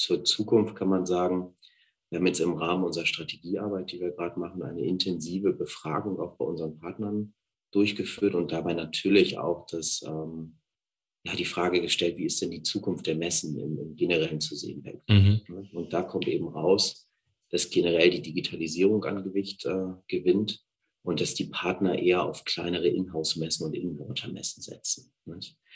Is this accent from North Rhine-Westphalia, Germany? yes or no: no; Hamburg, Germany; moved away as an adult; also born or lived in France / United Kingdom / Liechtenstein / Scandinavia; Ich bin ursprünglich aus Hamburg und wohne da mit meiner Familie und meinen drei Kindern.